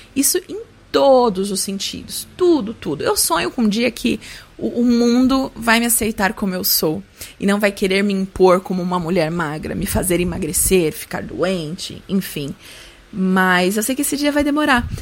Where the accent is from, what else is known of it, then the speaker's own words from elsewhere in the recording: Guarulhos, São Paulo, Brazil; sou de Guarulhos